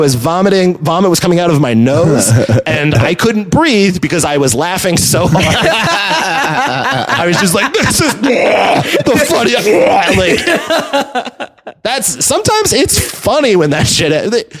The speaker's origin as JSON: {"language": "English", "region": "the South", "country": "United States", "lives_now": "San Francisco, United States", "said": "I love doing shows in San Francisco now, but I also know to like bury that I'm from the South. Yeah. Like, you can't tell immediately from my accent"}